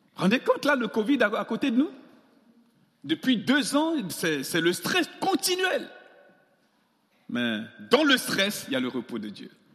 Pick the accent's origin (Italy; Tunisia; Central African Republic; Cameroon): Central African Republic; moved away as an adult; also born or lived in Grenoble, France; chez moi en Centrafrique